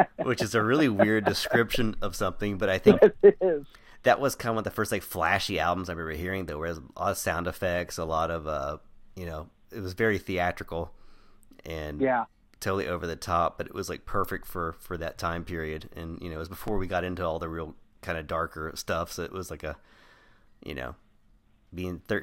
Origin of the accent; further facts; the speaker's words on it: Crowley, Texas, United States; we grew up in Crowley, which is a, you know, rural suburb area in near Fort Worth, Texas